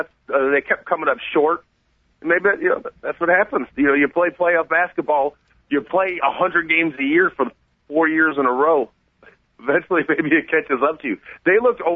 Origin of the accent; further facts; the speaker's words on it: Chicago, Illinois, United States; as a Chicagoan